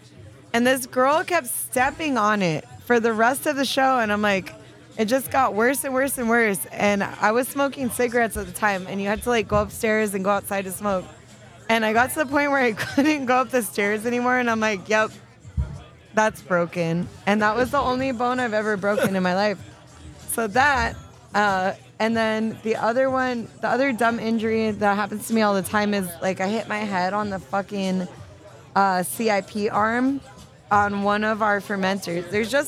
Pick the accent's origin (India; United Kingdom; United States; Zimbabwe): United States; Miami, Florida; Sorry. We're from Miami.